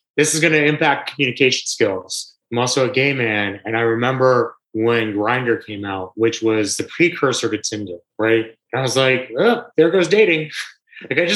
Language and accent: English; New York, United States; as a New Yorker